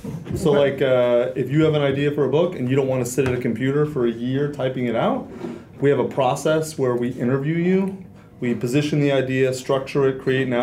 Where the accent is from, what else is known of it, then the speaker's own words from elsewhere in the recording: Kentucky, United States; Kentucky. {S0} Like, {S2} love it. Total BFE Kentucky. Nowhere Kentucky, yeah.